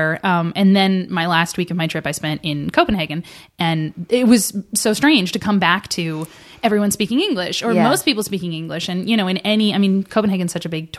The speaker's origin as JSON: {"language": "English", "region": "Nova Scotia", "country": "Canada", "tie": "born or raised there", "said": "I'm Canadian, and so I grew up again in this like really small town, and Nova Scotia and Halifax are like overwhelmingly white places"}